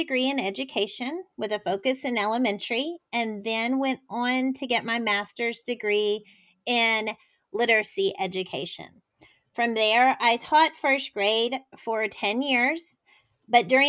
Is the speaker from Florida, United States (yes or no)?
no; Houston, Texas, United States; I grew up in Houston, Texas, well, just outside